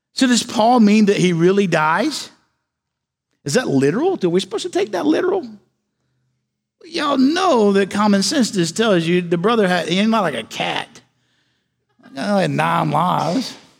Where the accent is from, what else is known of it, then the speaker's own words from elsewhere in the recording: Galax, Virginia, United States; moved away as an adult; I was raised in a little town in, in Galax, Virginia